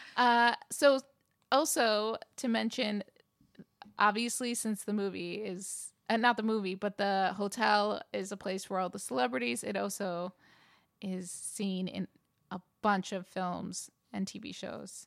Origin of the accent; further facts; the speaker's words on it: New York, United States; now in Los Angeles, United States; I grew up in New York